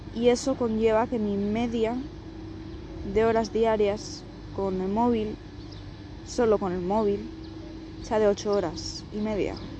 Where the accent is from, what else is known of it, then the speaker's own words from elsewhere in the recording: Spain; Las dos somos de España, pero vivimos en diferentes provincias